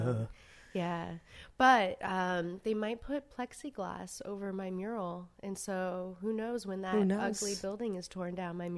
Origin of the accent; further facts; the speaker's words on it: Savannah, Georgia, United States; now in New York, United States; it started when I moved to New York from Savannah, Georgia.